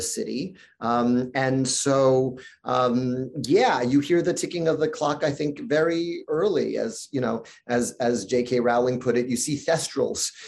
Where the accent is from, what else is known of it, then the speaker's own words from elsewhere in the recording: New York City, New York, United States; When you grow up in New York City